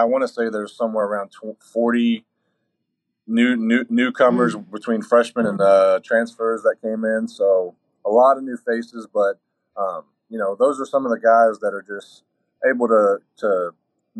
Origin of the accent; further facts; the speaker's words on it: Georgetown, Kentucky, United States; I'm from Georgetown, which is right in their backyard